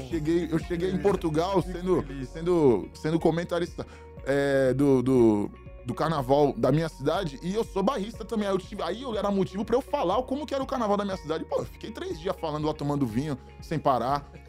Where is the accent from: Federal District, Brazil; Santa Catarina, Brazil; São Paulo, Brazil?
São Paulo, Brazil; Santos; Eu também cresci ali muito, só que no Ouro Verde